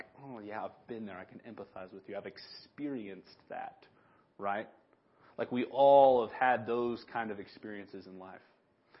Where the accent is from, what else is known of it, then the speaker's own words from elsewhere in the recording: Big Sandy, United States; the blessing and the curse of growing up in Big Sandy is everybody remembers me from when I was a kid